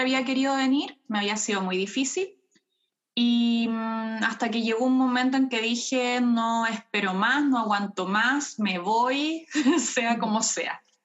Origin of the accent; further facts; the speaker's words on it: Chile; moved away as an adult; also born or lived in Germany; now in Cologne, Germany; yo crecí con mi padre en Chile